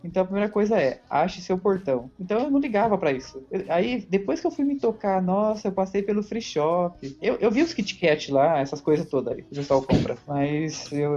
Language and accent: Portuguese; São Paulo, Brazil; eu sou de São Paulo